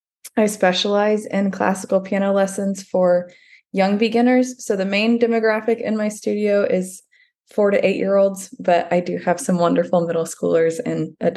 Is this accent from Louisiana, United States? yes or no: no; Dallas, Texas, United States; moved away as an adult; also born or lived in New York City / South Carolina; like you said. I grew up in Dallas, Texas